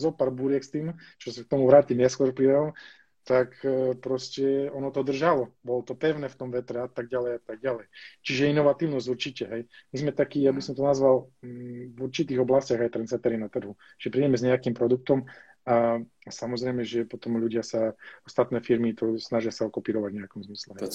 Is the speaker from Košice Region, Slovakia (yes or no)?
yes; Spišská Nová Ves, Košice Region, Slovakia; ja som bol zo Spisky Novesi, alebo som, bol, som sa narodil z Spisky Novesi, to je také malé mestečko